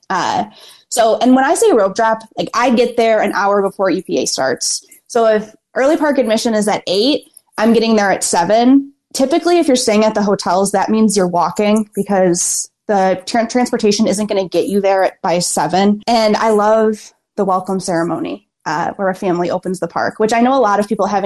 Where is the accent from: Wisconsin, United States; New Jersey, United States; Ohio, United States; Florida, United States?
Florida, United States; Kissimmee; I'm from Kissimmee, Florida.